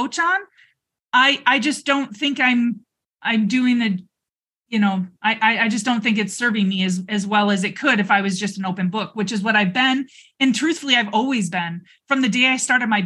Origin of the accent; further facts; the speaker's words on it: Michigan, United States; now in Arizona, United States; I'm from Michigan